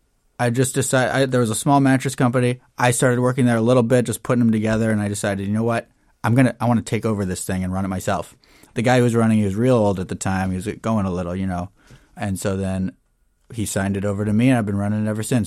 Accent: Janesville, Wisconsin, United States; now in Wisconsin Dells, United States; Well, I was originally from Janesville. And then after high school, I got married to my high school sweetheart and we moved up to Wisconsin Dells.

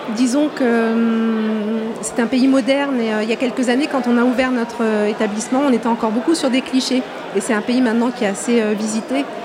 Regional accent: Marseille, Provence-Alpes-Côte d'Azur, France; now in Dijon, France; j'ai grandi à Marseille

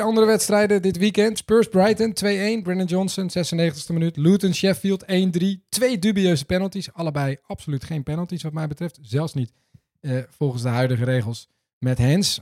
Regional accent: Netherlands; ons als Nederlanders

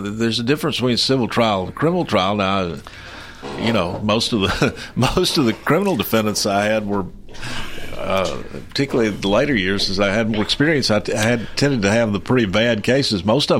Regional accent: Maury County, Tennessee, United States; I'm from Murray County and I'm conservative.

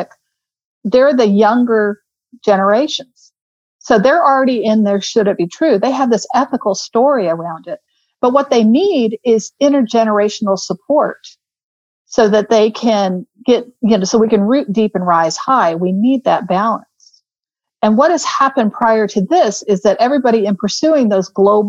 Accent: Houston, Texas, United States; also born or lived in London, United Kingdom; now in Austin, United States; growing up in Houston

